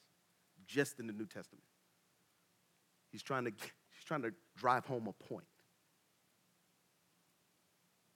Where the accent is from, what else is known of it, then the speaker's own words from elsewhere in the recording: Tallahassee, Florida, United States; moved away; I'm from Tallahassee